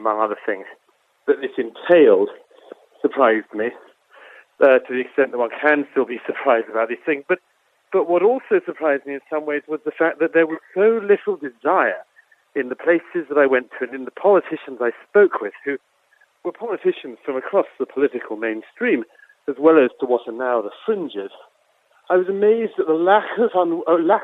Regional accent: United Kingdom; I'm from Britain, as you can tell

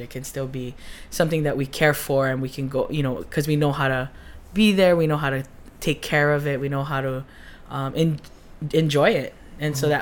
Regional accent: Hawaii, United States; that identity of like being Hawaiian and in science

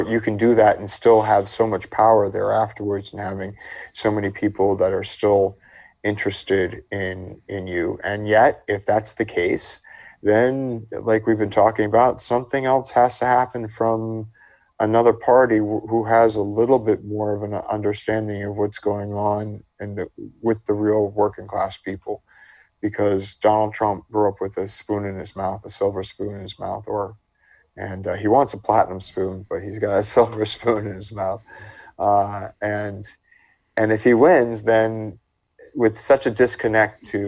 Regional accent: New York, United States; I'm from New York

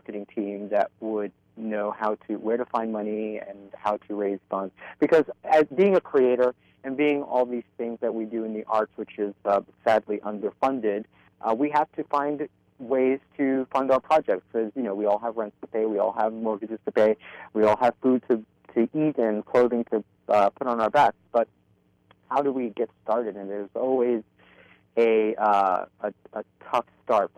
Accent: New York City, New York, United States; I'm a Brooklyn boy at heart, born and bred in Williamsburg and Greenpoint

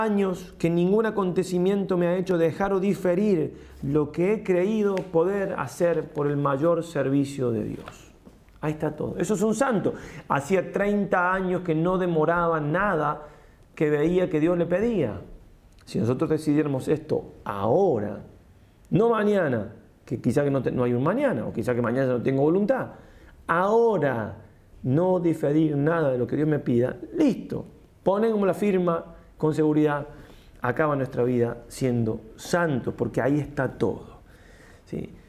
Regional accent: Argentina; también soy argentino

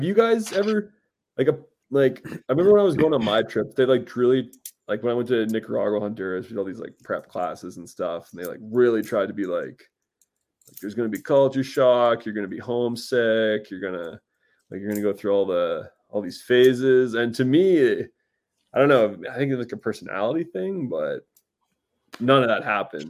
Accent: Lloydminster, Canada; Lloydminster, my hometown

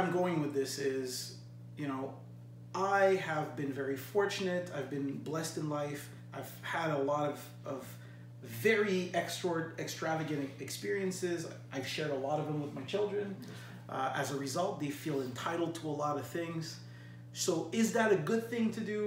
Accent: Saint-Hubert, Quebec, Canada; I grew up in St. Hubert in a family bungalow

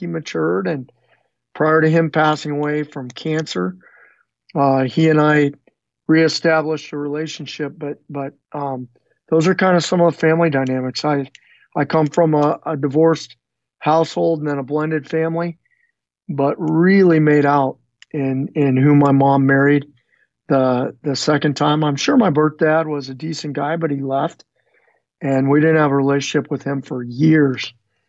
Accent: Phoenix, Arizona, United States; also born or lived in Northern California / Southern California / Utah / Colorado; we moved from Northern California to Southern California. And then my folks split up at some point there, and we bounced around a little bit from Utah. I think we lived briefly in Colorado, then Utah, and then eventually settled in Phoenix, Arizona, and was pretty much raised middle scho

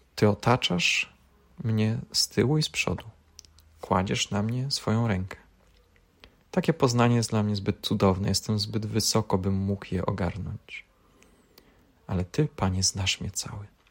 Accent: Poland; urodziliśmy się w Polsce, w tym kraju

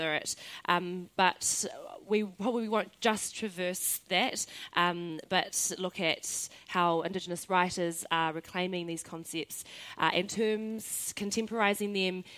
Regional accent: Northland, New Zealand; he uri tēnei no te nōta, no Ngāpuhi. I'm from the north

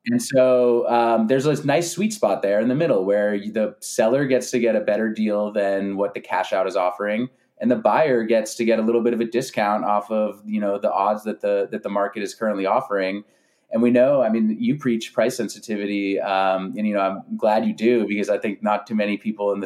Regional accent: San Francisco Bay Area, California, United States; moved away as an adult; now in Los Angeles, United States; I grew up in California, grew up in the San Francisco Bay Area.

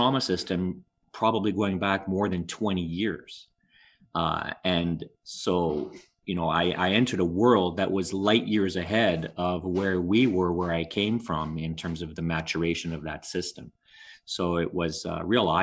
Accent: Montreal, Quebec, Canada; also born or lived in Ottawa; I grew up my whole life in Montreal. I was I'm born in Ottawa, but really my family moved to Montreal when I was around 1 year old

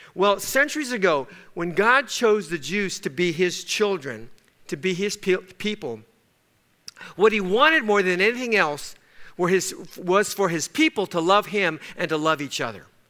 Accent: Los Angeles, California, United States; we grew up in East Los Angeles

